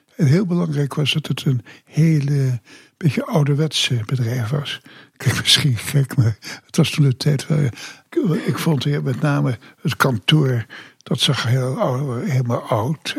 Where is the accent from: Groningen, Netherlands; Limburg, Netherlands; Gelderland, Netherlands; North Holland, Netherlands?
Groningen, Netherlands; also born or lived in Semarang, Indonesia / Ter Apel; now in Kaatsheuvel, Netherlands; zijn wij gaan wonen in Groningen. Daar heb ik de lagere school gedaan. Daar heb ik ook middelbare school gedaan.